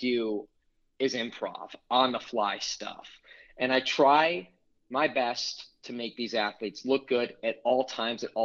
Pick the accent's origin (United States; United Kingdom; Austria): United States; Chicago, Illinois; moved away; Chicago, my hometown